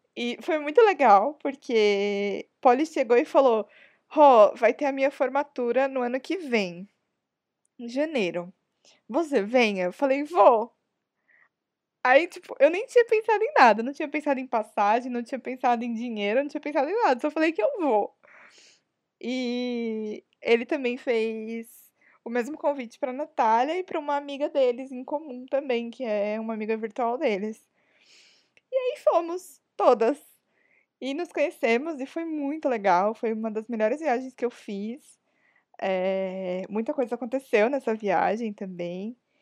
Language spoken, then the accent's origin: Portuguese; São Paulo, Brazil; Todas somos de São Paulo mesmo, mas tipo, cada uma tá num canto de São Paulo